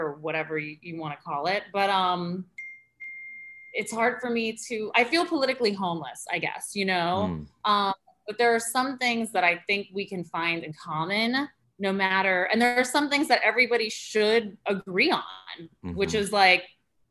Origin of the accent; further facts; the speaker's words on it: New York City, New York, United States; growing up in Chelsea, I mean, yeah, I was like in the gay epicenter, like of the world